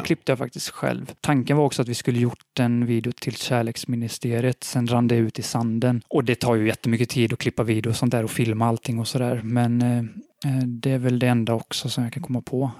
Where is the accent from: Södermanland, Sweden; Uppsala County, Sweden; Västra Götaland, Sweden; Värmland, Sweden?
Västra Götaland, Sweden; Borås; Jag kommer från Borås